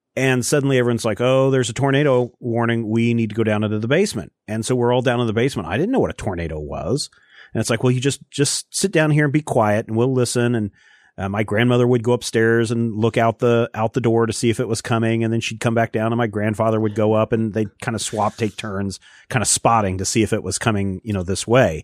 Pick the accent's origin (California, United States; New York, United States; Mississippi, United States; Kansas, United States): Kansas, United States; growing up in Kansas, especially Eastern Kansas